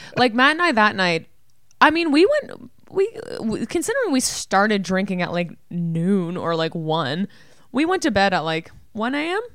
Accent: Ontario, Canada; where we grew up in Ontario

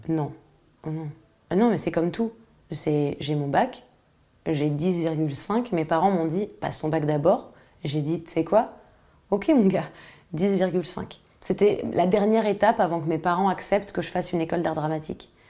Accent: Paris, Île-de-France, France; je suis née à Paris

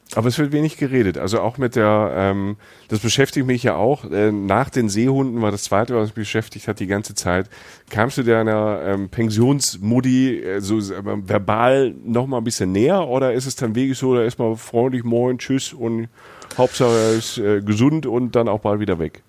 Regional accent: Southern Germany, Germany; now in Cologne, Germany; ich als Süddeutscher

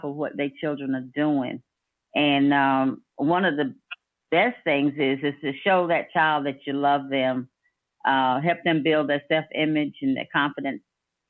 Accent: Danville, United States; I'm from Danville

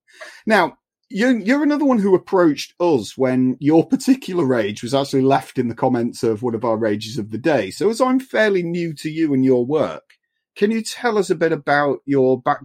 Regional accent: England, United Kingdom; I'm English

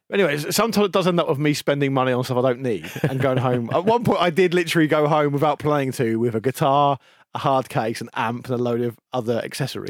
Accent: United Kingdom; people just think of us as being British

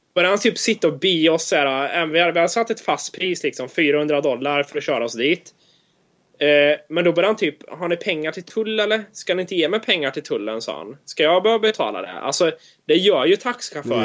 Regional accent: Sweden; now in United States; när vi säger att vi är från Sverige

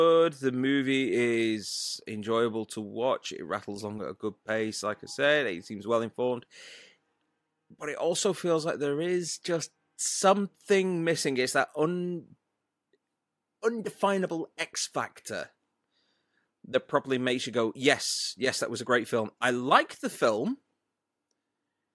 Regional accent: United Kingdom; we're British.

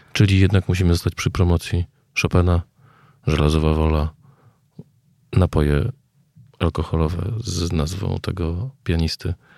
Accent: Kraków, Lesser Poland, Poland; Ja wychowałem się w Krakowie

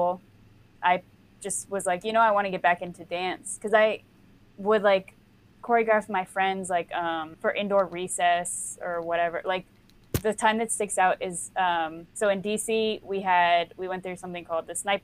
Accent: right outside DC, Maryland, United States; I'm from Maryland, like right outside DC

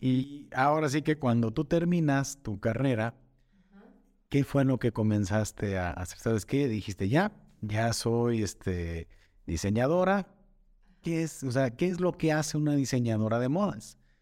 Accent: Atotonilco el Alto, Jalisco, Mexico; moved away as an adult; now in Zapotlanejo, Mexico; Yo soy de Totonilco, Totonilco el Alto, y también por cuestiones de chamba llegué aquí a Zapotlanejo

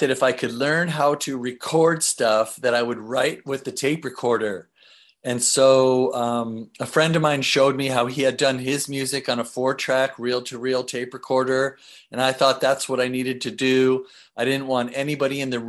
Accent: Seattle, Washington, United States; I grew up in Seattle

